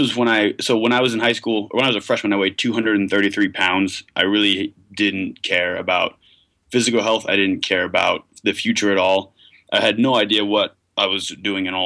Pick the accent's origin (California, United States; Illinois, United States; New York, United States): New York, United States; Westchester; now in Provo, United States; I grew up in Westchester